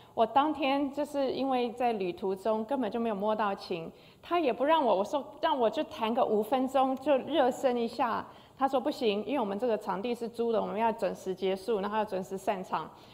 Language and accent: Chinese; Taiwan; 我小时候在台湾长大